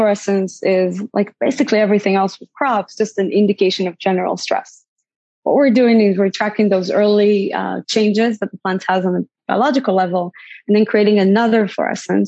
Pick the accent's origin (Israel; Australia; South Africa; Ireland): Israel; moved away as an adult; also born or lived in Bay Area, United States; now in United States; I grew up in Israel, born and raised in Israel